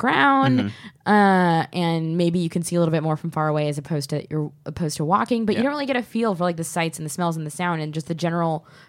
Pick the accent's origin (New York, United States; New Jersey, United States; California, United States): California, United States; Orange County; because I grew up in Orange County